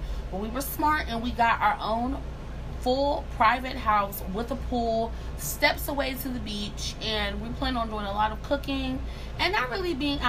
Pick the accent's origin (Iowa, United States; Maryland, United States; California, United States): Maryland, United States; Montgomery County; I'm a Maryland girl. I grew up in Maryland in Montgomery County